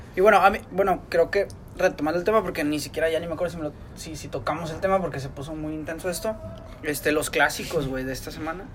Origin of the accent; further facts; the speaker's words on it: Monterrey, Nuevo León, Mexico; de nosotros los regios